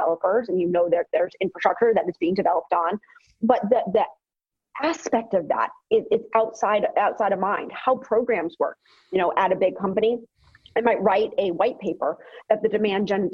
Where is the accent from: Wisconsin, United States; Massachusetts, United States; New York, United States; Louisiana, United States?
Massachusetts, United States; Boston; I'm from Boston